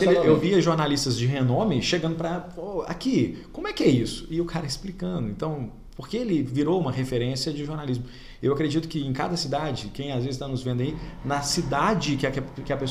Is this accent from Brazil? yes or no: yes; Oliveira, Minas Gerais, Brazil; eu conheço bem Pará de Minas, Formiga, Itaúna, Oliveira, minha cidade natal, nem fala, mas.